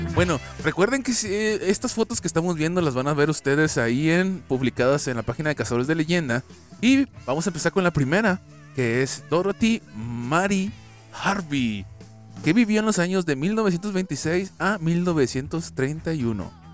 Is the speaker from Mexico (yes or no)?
yes; Mexico; nosotros como mexicanos